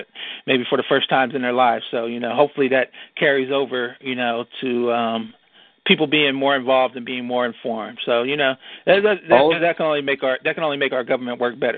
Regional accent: Cleveland, Ohio, United States; I am the Cleveland-born and raised, Buckeye-born and bred

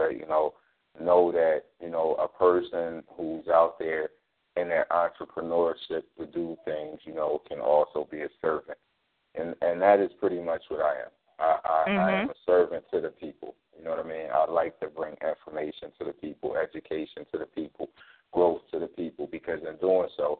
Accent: Philadelphia, Pennsylvania, United States; born and raised in North Philly just like yourself, went to school in North Philly

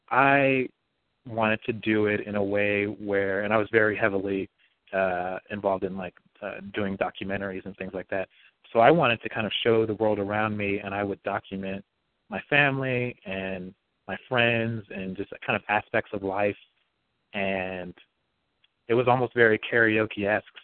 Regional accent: Bakersfield, California, United States; I grew up in Bakersfield for the most part in this yellow house that my grandmother owns

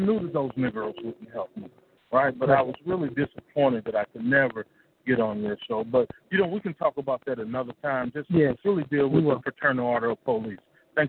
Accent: University City, Missouri, United States; also born or lived in Ferguson, Missouri / Kinloch, Missouri; I'm from Ferguson. I was born and raised in that region. I'm really from University City, but we came out of Kenlock. Kenlock.

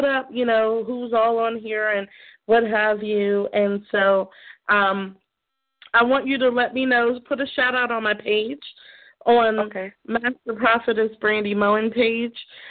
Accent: Aberdeen, Maryland, United States; also born or lived in the South; I'm from Maryland, Aberdeen, Maryland.

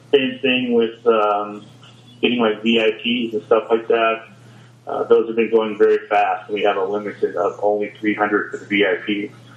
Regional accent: Kansas City, Missouri, United States; KC's my hometown

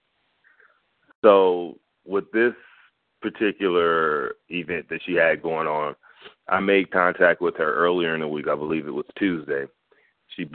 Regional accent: Los Angeles, California, United States; I'm with Abundant Life International Fellowship, based out of Florida, but I'm from Los Angeles, California

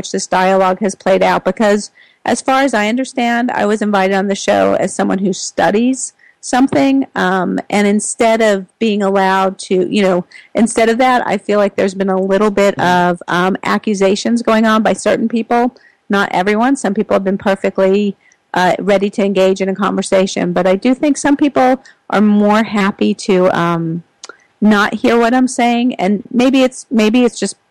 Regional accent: New York City, New York, United States; I grew up in New York and in Brooklyn.

